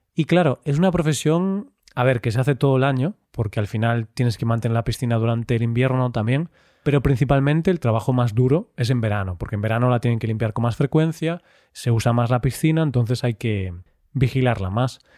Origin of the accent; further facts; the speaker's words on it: Vigo, Galicia, Spain; en Vigo, en mi ciudad natal, en España